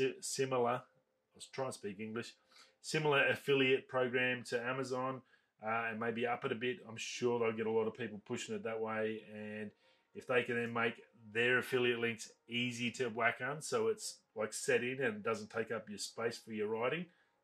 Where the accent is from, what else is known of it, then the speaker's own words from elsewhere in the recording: Australia; as an Australian